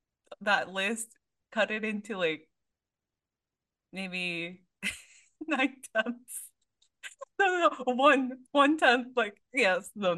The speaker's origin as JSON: {"language": "English", "town": "San Diego", "region": "California", "country": "United States", "tie": "born or raised there", "said": "that's like my hometown convention"}